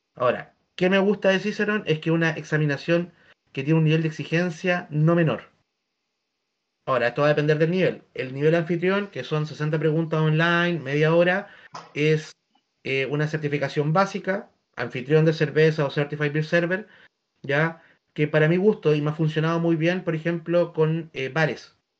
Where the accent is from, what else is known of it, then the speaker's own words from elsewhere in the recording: Chile; also born or lived in southern Chile; estoy trabajando en mi ciudad natal